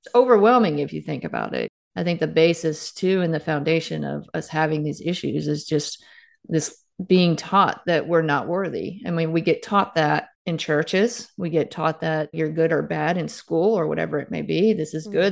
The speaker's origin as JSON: {"language": "English", "town": "Starkville", "region": "Mississippi", "country": "United States", "tie": "born or raised there", "said": "Starkville is actually my hometown. So I played athletics growing up here"}